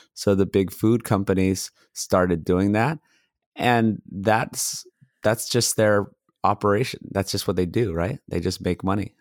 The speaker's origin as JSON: {"language": "English", "region": "Hawaii", "country": "United States", "tie": "born or raised there", "also_born_or_lived": "Los Angeles, California", "moved": "as an adult", "said": "I grew up in Hawaii and then I went to mechanical engineering school UCLA"}